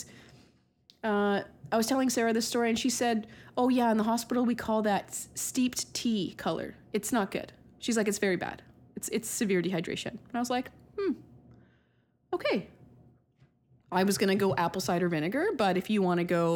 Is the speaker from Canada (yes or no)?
yes; Canada; I'm Canadian